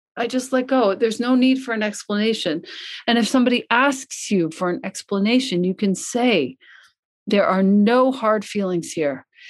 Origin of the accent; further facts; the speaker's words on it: Long Island, New York, United States; moved away as an adult; also born or lived in Ithaca, New York / Italy; I grew up in Long Island, which is a suburb of New York City